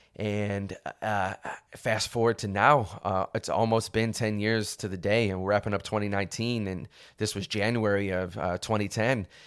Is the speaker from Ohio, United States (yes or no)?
yes; Cleveland, Ohio, United States; moved away as an adult; now in Los Angeles, United States; I was originally born and raised in Cleveland, Ohio